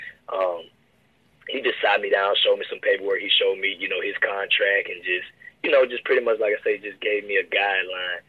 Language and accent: English; Baton Rouge, Louisiana, United States; I'm originally from South Baton Rouge, of course, so I went to, like, Magnolia Woods and Dufrog. In those two schools, those were my elementary years